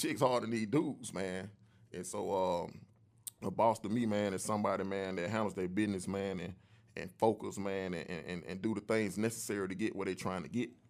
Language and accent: English; Atlanta, Georgia, United States; I came up, man, in the old Atlanta, man. I'm from, I'm actually from Zone three